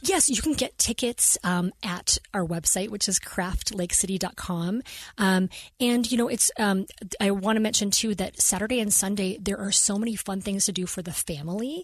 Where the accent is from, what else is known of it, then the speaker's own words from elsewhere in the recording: Utah, United States; I am a Utah native. Um, I was, I was born here in Utah